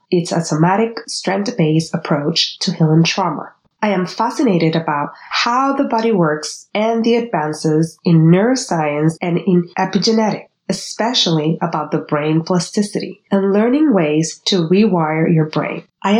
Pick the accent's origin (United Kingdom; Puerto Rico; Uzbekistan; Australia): Puerto Rico; first language Spanish; English is a second language; now in Los Angeles, United States; so I'm bilingual in Spanish and in English. And I'm also a bicultural psychologist because I was born and raised in the tropical island of Puerto Rico.